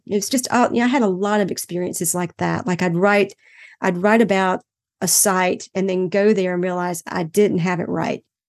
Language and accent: English; Greenville, North Carolina, United States; my hometown of Greenville, North Carolina when I was growing up.